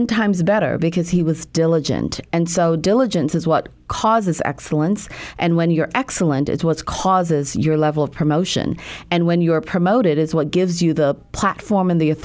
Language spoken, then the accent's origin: English; Jamaica; moved away; I was born and raised in Jamaica